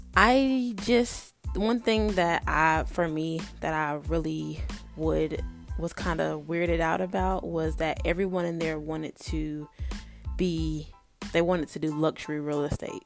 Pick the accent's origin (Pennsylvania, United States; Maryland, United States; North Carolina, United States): North Carolina, United States; I was born and raised in North Carolina